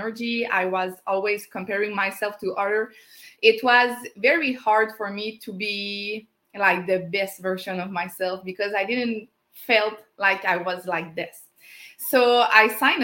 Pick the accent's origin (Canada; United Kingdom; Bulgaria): Canada; English is a second language; as a French Canadian